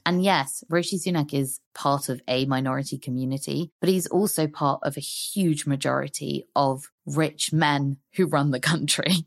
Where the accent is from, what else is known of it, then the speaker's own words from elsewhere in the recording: London, United Kingdom; also born or lived in Hong Kong; I've lived most of my life in London. I was born in Hong Kong